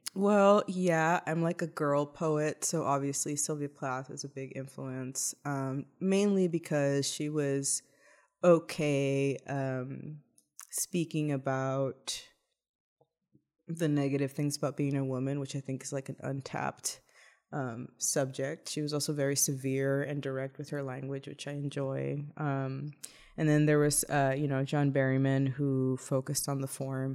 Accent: Laredo, Texas, United States; born or raised there; moved away

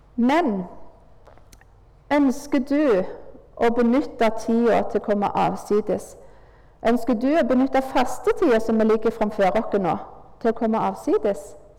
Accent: Nærbø, Rogaland, Norway; Jeg eh, vokste opp på Tryggheim. Far, far min var vaktmester

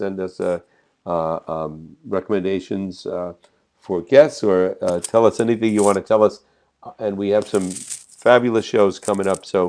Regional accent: New York area, United States; when I was a kid growing up in the New York area

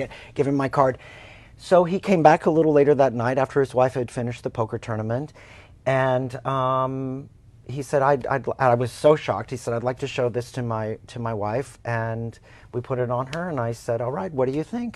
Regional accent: Oklahoma, United States; moved away; I'm from Oklahoma, and uh, my family's in drilling in, in Oklahoma

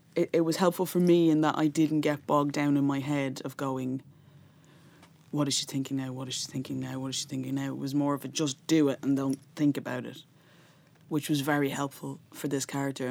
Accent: Dublin, Leinster, Ireland; growing up in North Dublin in a household that was atheist.

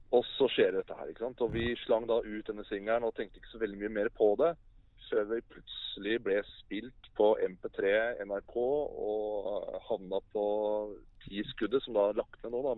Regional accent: Oslo, Norway; jeg er født og oppvokst i Oslo

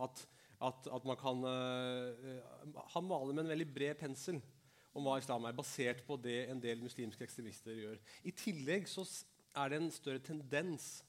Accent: Norway; jeg er født og oppvokst i Norge. Jeg er norsk, men mine foreldre kom fra India og Pakistan

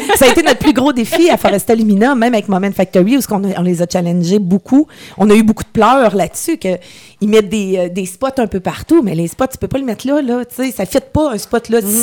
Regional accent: Coaticook region, Quebec, Canada; je suis revenue de Québec ici

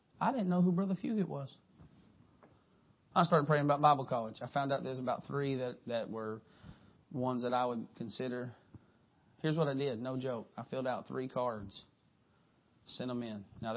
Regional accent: Harlan, Kentucky, United States; I'm from Harlan, Kentucky

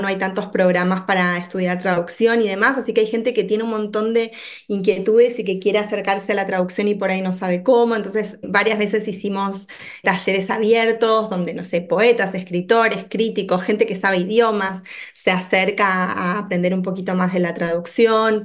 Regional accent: Buenos Aires, Argentina; moved away as an adult; also born or lived in Washington, D.C., United States; now in Chicago, United States; yo en realidad soy oriunda de, de Buenos Aires, como se habrá notado ya por mi acento

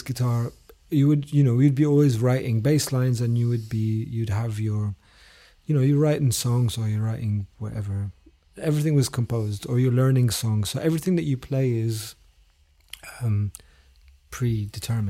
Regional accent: London, United Kingdom; also born or lived in Damascus, Syria; I was born in Damascus, but I grew up in London from the age of 9.

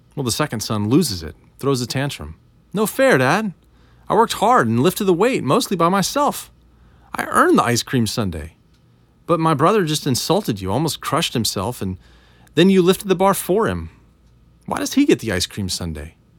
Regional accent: United States; we're American

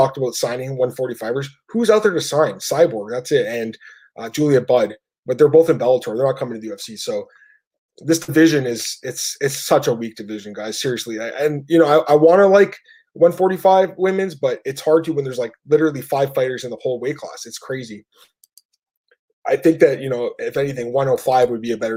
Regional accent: Canada; I'm Canadian. It's legal here.

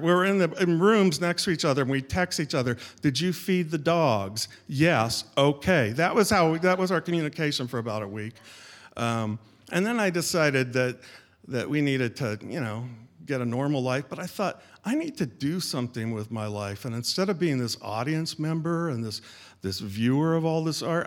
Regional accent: Sacramento, California, United States; moved away as an adult; now in Seattle, United States; I grew up in Sacramento, California

